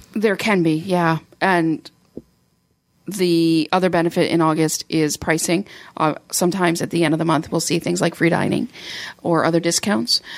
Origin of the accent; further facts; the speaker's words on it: Canada; I'm from Canada